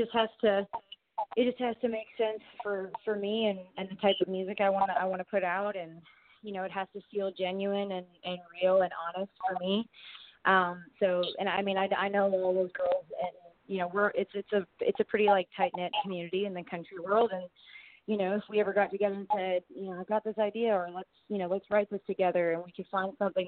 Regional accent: Canada; moved away as an adult; now in United States; being a Canadian, you know, and living in America now

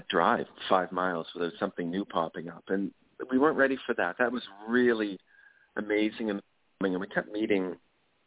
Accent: Kenya; growing up in Kenya, or in Africa in general

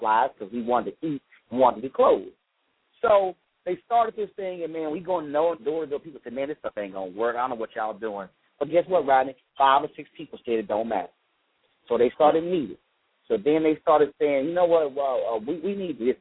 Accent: Houston, Texas, United States; I grew up in Clinton Park, a neighborhood in Houston, Texas

